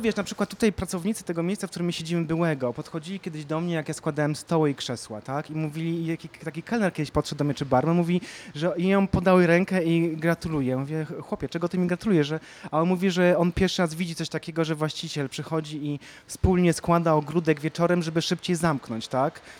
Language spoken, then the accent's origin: Polish; Kraków, Lesser Poland, Poland; pochodzę z Krakowa